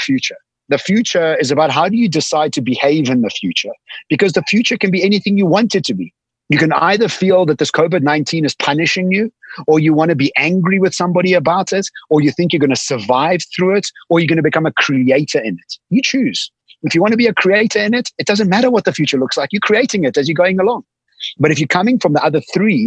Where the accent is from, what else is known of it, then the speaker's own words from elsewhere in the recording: Eswatini; now in Cape Town, South Africa; I'm sitting on a farm. From Cape Town, I was born in Swaziland